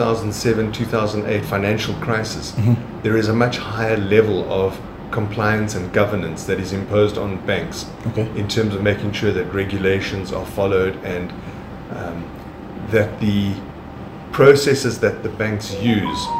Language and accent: English; Johannesburg, Gauteng, South Africa; I'm Italian of origin. I was born in Johannesburg and grew up there and did all my schooling in Johannesburg